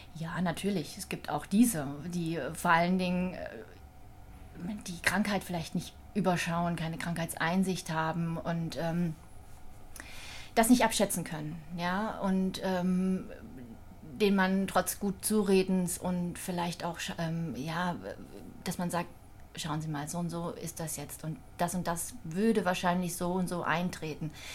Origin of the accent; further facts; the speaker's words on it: Thuringia, Germany; moved away as an adult; now in Wiesbaden, Germany; gebürtig komme ich aus Thüringen. Mhm. Bin 72 geboren in einem, ja, kleinen, einer kleinen Stadt und ähm, habe noch eine ältere und eine jüngere Schwester. Und ähm, ja, ich habe dort meine Jugend verbracht bis zum 18. Lebensjahr.